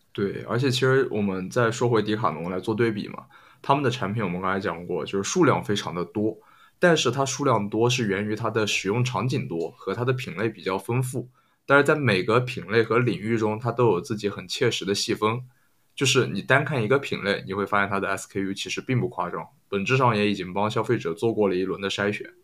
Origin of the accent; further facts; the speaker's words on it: China; 用我们中国的土话说